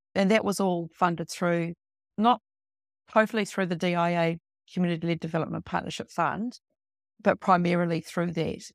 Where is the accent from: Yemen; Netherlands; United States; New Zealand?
New Zealand; Wellington area; moved away as an adult; also born or lived in Upper Hutt; now in Featherston, New Zealand; I grew up in the Wellington area, went to college in Upper Hutt